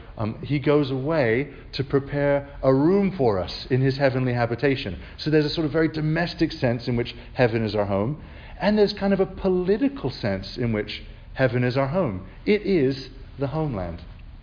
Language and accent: English; South Carolina, United States; I was born in South Carolina, so I am actually a native Southerner, which not a lot of people know, but to an American mother, so I got an American citizenship.